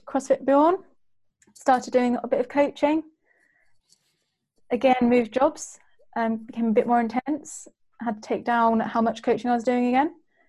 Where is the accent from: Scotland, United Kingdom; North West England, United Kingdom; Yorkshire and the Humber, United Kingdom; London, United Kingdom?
North West England, United Kingdom; Bury; I'm from Bury.